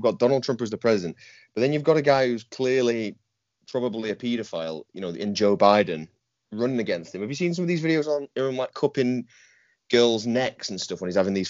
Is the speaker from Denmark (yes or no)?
no; Northern England, United Kingdom; You know, as a Northerner, I've never voted Conservative, and they're going further right.